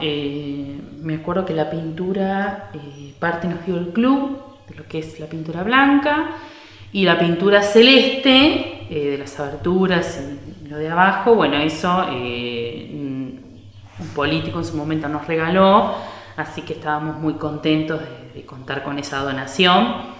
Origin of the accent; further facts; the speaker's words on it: San Mayol, Buenos Aires Province, Argentina; soy acá eh, pobladora, nacida y criada en San Mayol.